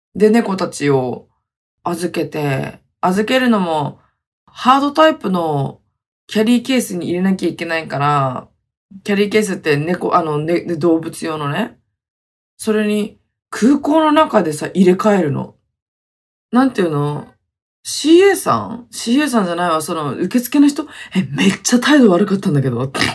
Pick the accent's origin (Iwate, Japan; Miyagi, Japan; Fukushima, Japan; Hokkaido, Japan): Hokkaido, Japan; moved away as an adult; also born or lived in Okinawa; 地元の北海道にね、やっと帰ってきました